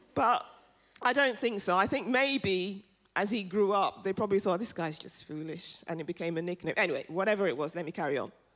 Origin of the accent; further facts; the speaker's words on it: London, United Kingdom; also born or lived in Nigeria; I'm African and I'm from London. And I'm from North London.